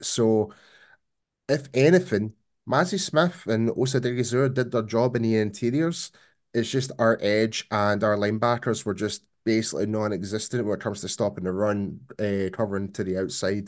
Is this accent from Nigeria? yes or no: no; Scotland, United Kingdom; born or raised there